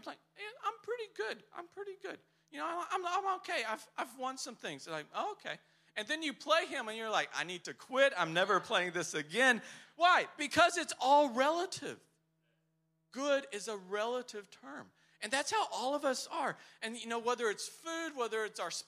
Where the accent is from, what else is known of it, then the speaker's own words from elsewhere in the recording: Texas, United States; now in Poland; I'm from Texas